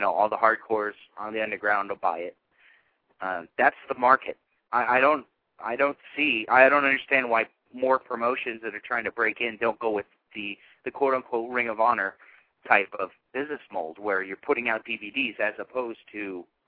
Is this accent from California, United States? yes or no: yes; Bay Area, California, United States; I'm from the Bay Area